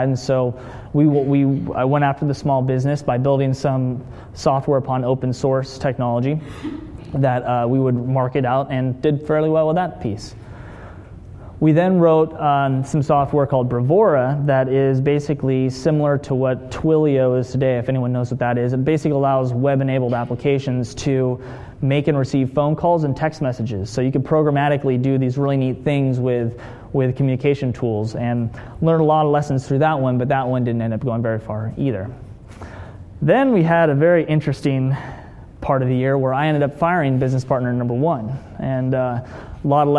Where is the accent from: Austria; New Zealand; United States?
United States; Hermosa Beach, California; I grew up in Hermosa Beach, down south from here, born in 84